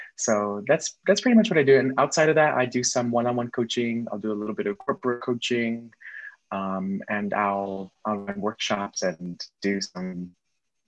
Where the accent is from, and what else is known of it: Miami, Florida, United States; born or raised there